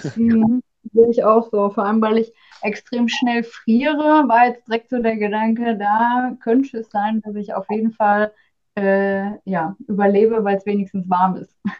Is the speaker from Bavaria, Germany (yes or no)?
no; Oberhausen, North Rhine-Westphalia, Germany; moved away as an adult; now in Bochum, Germany; ich komme aus Oberhausen ursprünglich